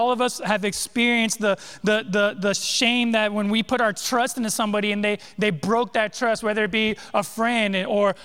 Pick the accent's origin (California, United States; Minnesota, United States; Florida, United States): California, United States; moved away; I grew up in California, all right? West Coast boy